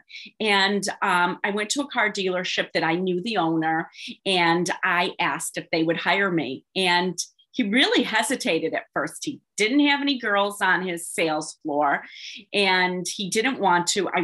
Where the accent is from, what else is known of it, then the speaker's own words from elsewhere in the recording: Detroit, Michigan, United States; I grew up in Detroit, Michigan